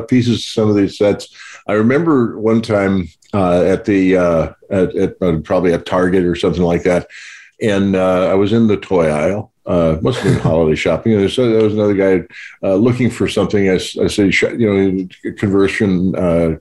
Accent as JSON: {"language": "English", "region": "North Dakota", "country": "United States", "tie": "born or raised there", "said": "Growing up in North Dakota"}